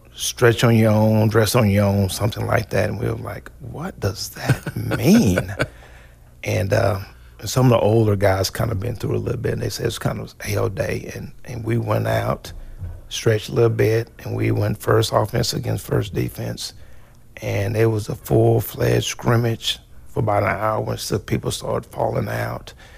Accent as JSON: {"language": "English", "town": "Hobart", "region": "Oklahoma", "country": "United States", "tie": "born or raised there", "said": "where's where's Hobart at? And I'll tell them it's Western Oklahoma"}